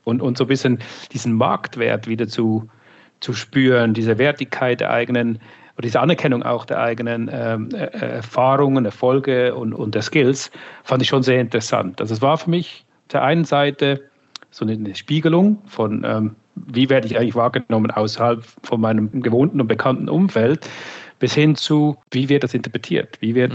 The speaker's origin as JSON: {"language": "German", "country": "Switzerland", "moved": "yes", "said": "ich komme ursprünglich aus der Schweiz, bin seit 18 Jahren on the road sozusagen"}